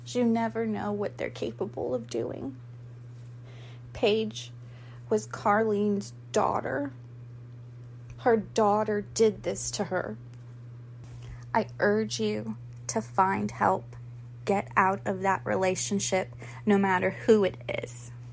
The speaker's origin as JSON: {"language": "English", "town": "Goose Creek", "region": "South Carolina", "country": "United States", "said": "I am from Goose Creek, South Carolina, but nobody knows where that is. So I just am from Charleston"}